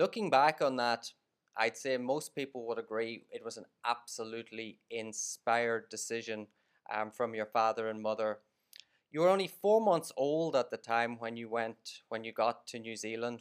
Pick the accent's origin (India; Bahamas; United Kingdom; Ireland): Ireland; Monaghan, Ulster; moved away as an adult; now in Vietnam; growing up in Monaghan